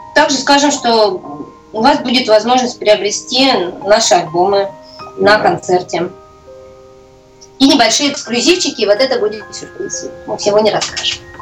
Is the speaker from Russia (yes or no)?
yes; Saint Petersburg, Russia; я вообще родилась в центре и достаточно даже известном доме, памятники